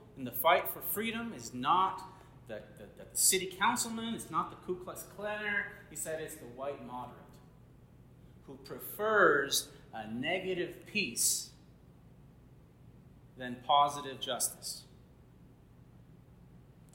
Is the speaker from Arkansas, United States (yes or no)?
yes; Little Rock, Arkansas, United States; moved away; I spent a lot of my life there, and when I was living in Little Rock, Arkansas, my elementary school was Martin Luther King Jr. Elementary